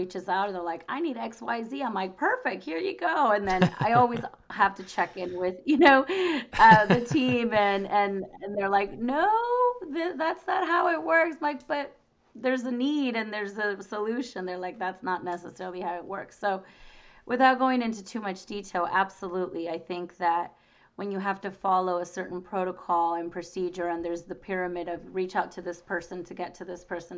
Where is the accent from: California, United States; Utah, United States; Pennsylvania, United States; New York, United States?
California, United States; Boyes Hot Springs; I grew up in the Springs. I grew up in the Valley